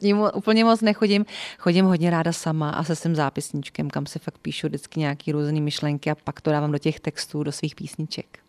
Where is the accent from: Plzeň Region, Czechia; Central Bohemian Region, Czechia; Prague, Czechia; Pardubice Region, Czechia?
Central Bohemian Region, Czechia; Votice; also born or lived in Příbram; já jsem z Votic, což je Česká Sibiř